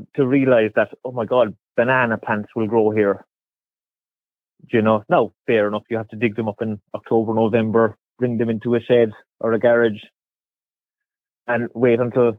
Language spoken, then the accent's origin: English; Cobh, Munster, Ireland; moved away as an adult; now in Ballinascarty, Ireland; I'm born and raised in Cove